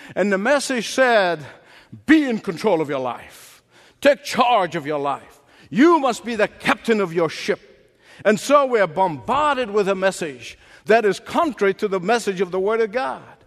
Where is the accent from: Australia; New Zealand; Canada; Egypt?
Egypt; moved away as an adult; The first 19 years of my life was spent growing up in Egypt.